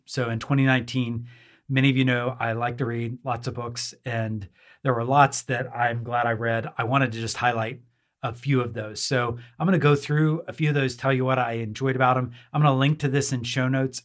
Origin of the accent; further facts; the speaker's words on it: near Oklahoma City, United States; moved away; Oklahoma is my home state. Uh, Oklahoma City, I was born close to it, grew up close to it